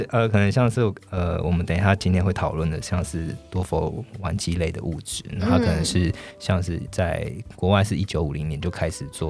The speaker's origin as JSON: {"language": "Chinese", "country": "Taiwan", "said": "我们台湾人很爱吃盐酥鸡，然后享誉享誉全世界。"}